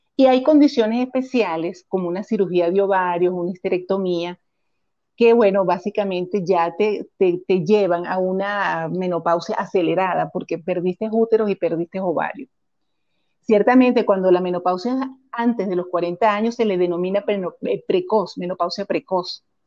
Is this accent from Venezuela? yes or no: yes; Caracas, Capital District, Venezuela; moved away as an adult; now in Costa Rica; soy venezolana, nacida en Caracas